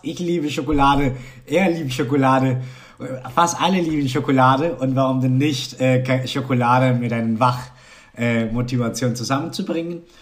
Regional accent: Colombia; German is a second language; moved away; also born or lived in Cologne, Germany; ich war Kolumbianer, ich konnte noch nicht so richtig so gut Deutsch sprechen können

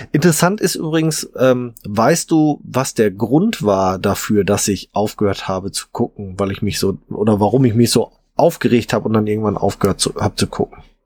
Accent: Ruhr area, North Rhine-Westphalia, Germany; bei uns im Ruhrpott

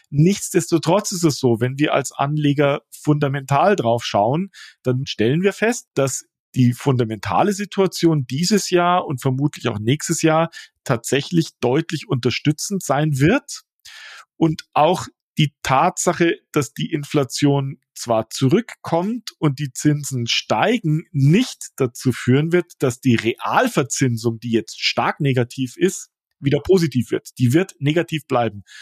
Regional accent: Munich, Bavaria, Germany; Ich bin in Neuperlach aufgewachsen.

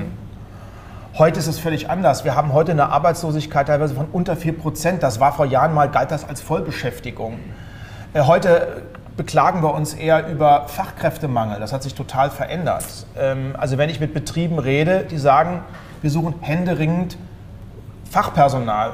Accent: Germany; Ich bin hm. zwar Wessi, aber ich bin ein Kilometer von der Grenze zur DDR groß geworden

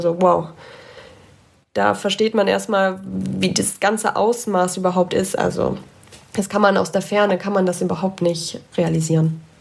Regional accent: Ahrweiler district, Rhineland-Palatinate, Germany; moved away as an adult; now in Augsburg, Germany; in meiner Heimat

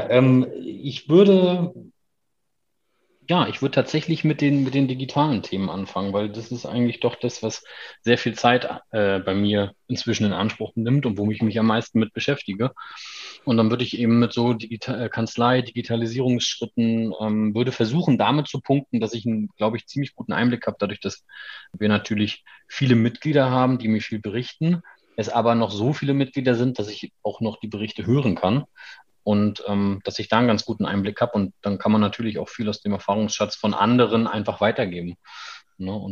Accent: Schwerin, Mecklenburg-Vorpommern, Germany; ich komme aus Schwerin gebürtig habe in Wismar studiert, das ist ja nicht unweit von Schwerin, allerdings an der Ostsee gelegen

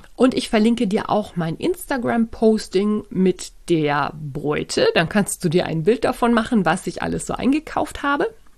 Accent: Germany; bei uns in Deutschland

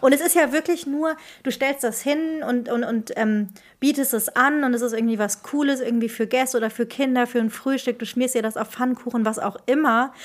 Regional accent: Marburg, Hesse, Germany; moved away as an adult; now in Rhineland, Germany; Ich komme aus Marburg

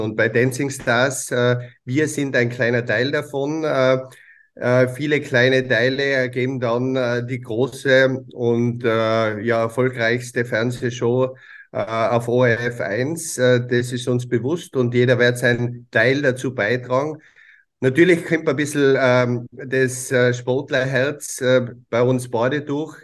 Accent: Tyrol, Austria; bei uns in Tirol

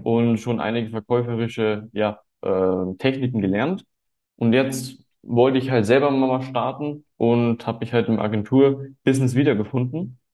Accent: Munich, Bavaria, Germany; ich bin 18 Jahre alt und komme aus München

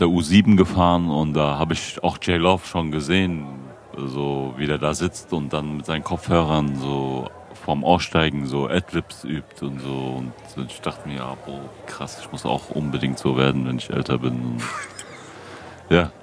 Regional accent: Frankfurt, Hesse, Germany; Ich bin ja hier in Frankfurt geboren und aufgewachsen

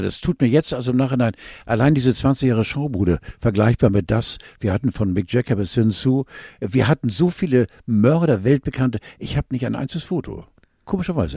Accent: Northern Germany, Germany; als wirklich als Norddeutscher mit blauen Augen

